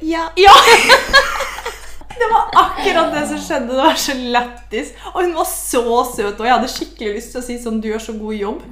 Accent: Porsgrunn, Telemark, Norway; moved away; i sommer så har jeg vært mye hjemme i Porsgrunn

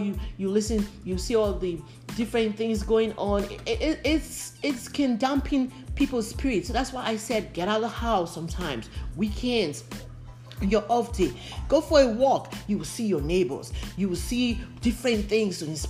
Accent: Nigeria; moved away as an adult; now in United States; I grew up in Nigeria.

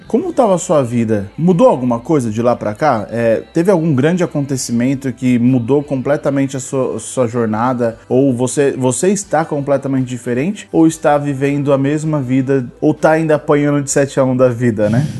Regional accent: São Paulo, Brazil; nós somos de São Paulo

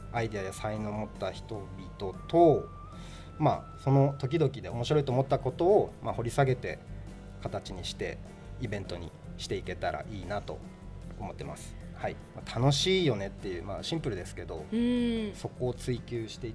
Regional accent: Hakodate, Hokkaido, Japan; 函館山のふもとで生まれ育ちましたね

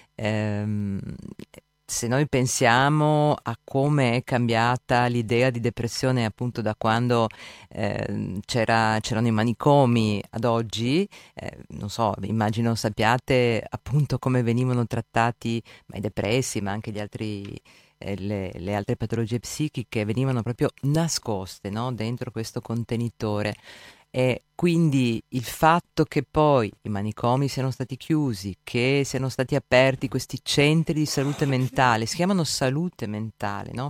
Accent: Gorizia, Friuli-Venezia Giulia, Italy; vengo da Gorizia

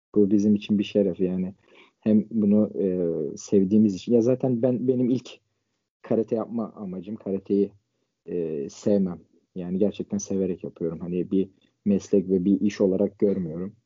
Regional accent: Ankara, Turkey; 24 ee, Haziran 1998 Ankara doğumluyum.

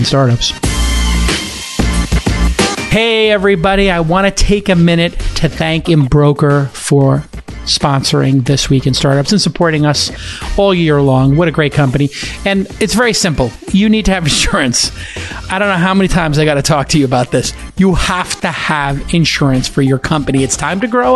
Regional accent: New York, United States; you're in New York, my hometown

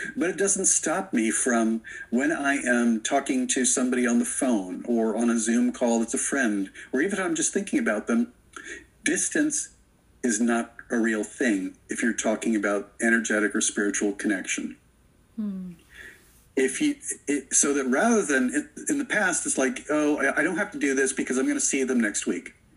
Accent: Florida, United States; I grew up in Florida

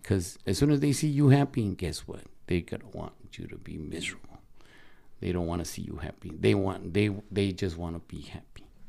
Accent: Sinaloa, Mexico; moved away; I'm from Sinaloa

